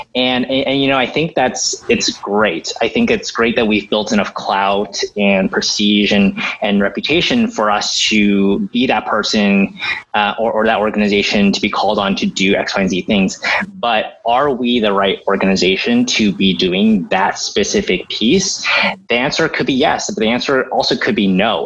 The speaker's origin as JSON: {"language": "English", "town": "Diamond Bar", "region": "California", "country": "United States", "tie": "born or raised there", "moved": "yes", "lives_now": "New York City, United States", "said": "I grew up in um, the suburbs of LA. Um, if people know Diamond Bar"}